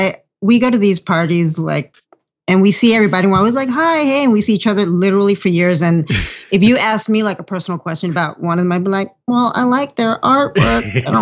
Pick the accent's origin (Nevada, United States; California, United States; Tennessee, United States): California, United States; Los Angeles; I was born in LA. I grew up in Echo Park area.